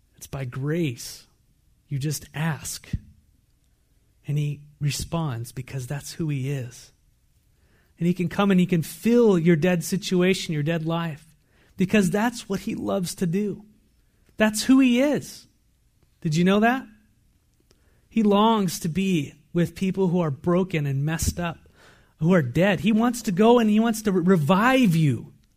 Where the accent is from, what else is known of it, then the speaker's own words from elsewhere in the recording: San Diego, California, United States; now in Walla Walla, United States; I come from San Diego